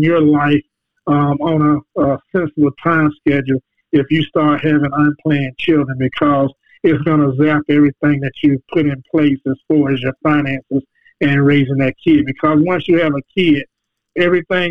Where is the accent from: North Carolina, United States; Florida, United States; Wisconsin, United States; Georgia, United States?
Florida, United States; Jacksonville; I grew up in the Brentwood Project in Jacksonville, Florida.